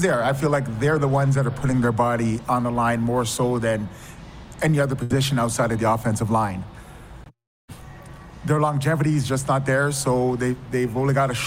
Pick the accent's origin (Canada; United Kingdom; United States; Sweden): Canada; London, Ontario; I grew up in London, Ontario